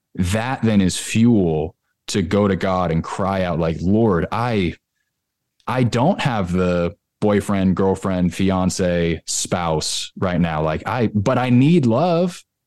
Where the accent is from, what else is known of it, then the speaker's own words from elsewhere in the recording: California, United States; now in Nashville, United States; I live in Nashville. I'm originally from California